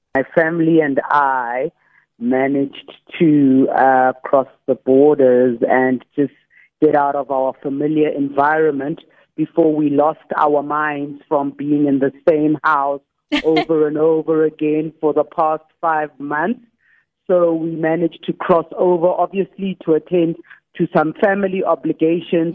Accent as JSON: {"language": "English", "town": "Soweto", "region": "Gauteng", "country": "South Africa", "tie": "born or raised there", "said": "I grew up in Soweto uh, between Orlando East and Deep Blue Extension."}